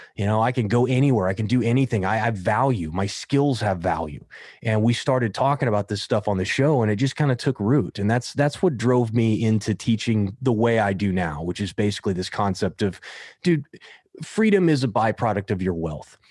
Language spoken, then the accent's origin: English; Kansas, United States; now in Southern California, United States; it's the Irish kid from Kansas